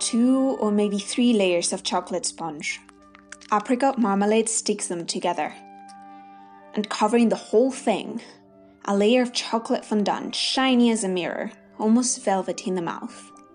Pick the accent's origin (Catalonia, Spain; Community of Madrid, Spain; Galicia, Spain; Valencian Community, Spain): Community of Madrid, Spain; Madrid; moved away; I grew up in Madrid